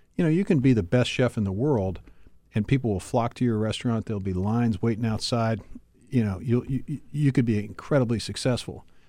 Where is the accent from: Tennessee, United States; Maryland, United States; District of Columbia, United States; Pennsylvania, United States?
Pennsylvania, United States; Pittsburgh; moved away; I grew up, uh, you know, in, in Pittsburgh, our, our hometown, your hometown and my hometown